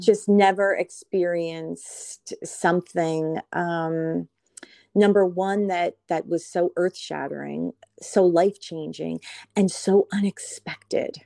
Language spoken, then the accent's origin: English; Kinnelon, New Jersey, United States; I am calling in from New Jersey, a small town, uh, Kinnelon, New Jersey